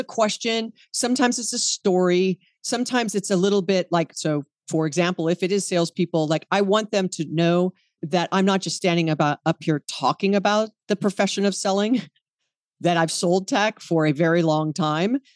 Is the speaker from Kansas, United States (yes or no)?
no; Hawaii, United States; I was born and raised in Hawaii.